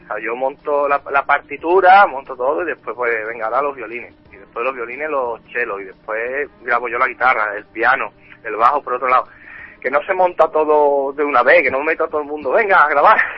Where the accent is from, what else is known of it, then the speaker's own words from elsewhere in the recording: Andalusia, Spain; En mi tierra